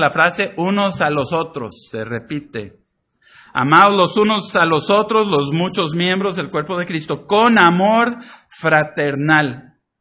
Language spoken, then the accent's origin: Spanish; Poza Rica, Veracruz, Mexico; moved away; crecí en México, pero así no le hacíamos allá en Poza Rica